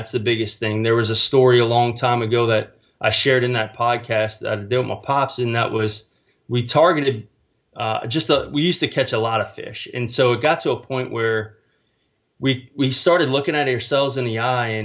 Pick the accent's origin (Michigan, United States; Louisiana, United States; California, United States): Louisiana, United States; New Orleans; moved away as an adult; also born or lived in Mississippi; now in San Antonio, United States; born and raised in New Orleans, Louisiana, and grew up with a trout fishing father